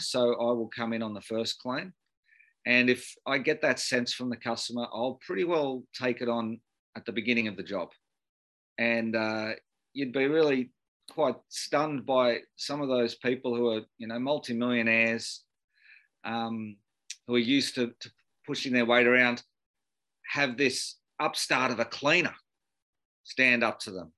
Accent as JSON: {"language": "English", "town": "Sydney", "region": "New South Wales", "country": "Australia", "tie": "born or raised there", "said": "I, I grew up in Beecroft in uh, Sydney's um, norwest."}